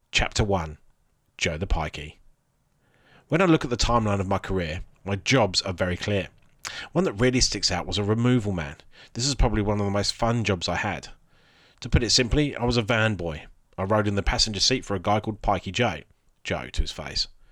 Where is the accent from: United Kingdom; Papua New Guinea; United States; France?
United Kingdom; Alderstone, England; my hometown, Alderstone